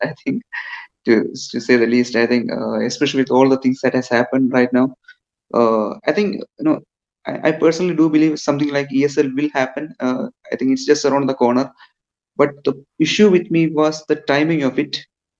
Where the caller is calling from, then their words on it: India; I'm calling from India.